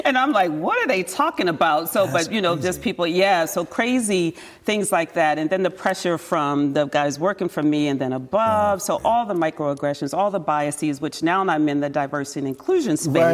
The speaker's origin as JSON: {"language": "English", "town": "Towson", "region": "Maryland", "country": "United States", "moved": "as an adult", "lives_now": "San Jose, United States", "said": "I'm from Baltimore"}